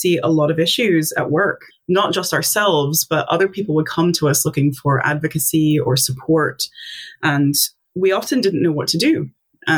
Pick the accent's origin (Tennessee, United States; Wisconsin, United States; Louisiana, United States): Tennessee, United States; moved away as an adult; now in Scotland, United Kingdom; I'm originally from the States. I'm from Tennessee.